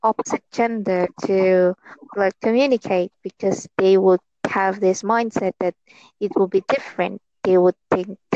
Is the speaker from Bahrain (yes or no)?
no; Philippines; I'm from Philippines